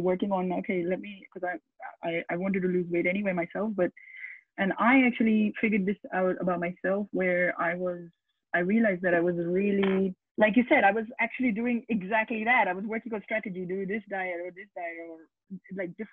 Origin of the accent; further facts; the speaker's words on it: Pakistan; moved away; I come from originally from Pakistan